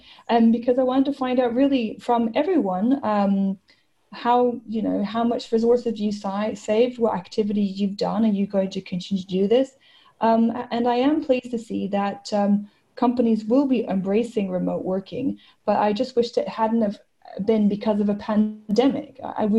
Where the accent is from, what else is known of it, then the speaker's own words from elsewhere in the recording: Australia; now in Barcelona, Spain; And then I was in Australia for some time. I'm Australian as well. And then I've recently moved to Barcelona.